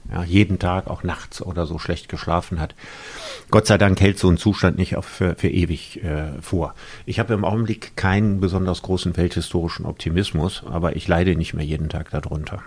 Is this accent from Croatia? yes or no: no; Solingen, North Rhine-Westphalia, Germany; also born or lived in Cologne; Ich bin in Solingen geboren worden, da auch zur Schule gegangen und aufgewachsen, habe in Köln studiert